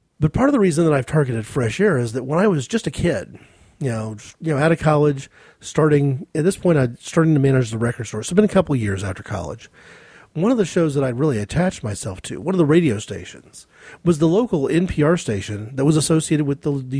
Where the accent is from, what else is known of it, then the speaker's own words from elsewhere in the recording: United States; as an American